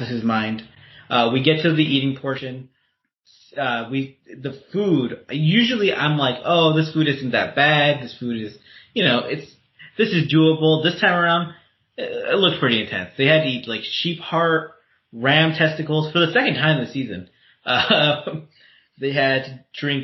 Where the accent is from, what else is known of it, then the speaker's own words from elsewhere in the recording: Southern California, United States; I'm Mexican from Southern California